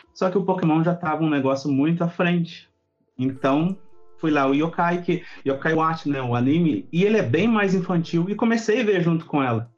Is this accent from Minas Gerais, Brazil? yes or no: yes; Itajubá, Minas Gerais, Brazil; eu, eu sou do sul de Minas